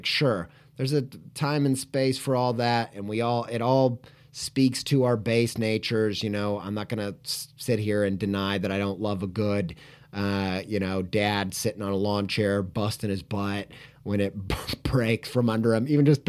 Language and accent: English; Indiana, United States; Longtime listeners will know I grew up in Indiana. I lived all over the place, really, but probably in my childhood spent the most time living in Indiana and the southern half of Indiana.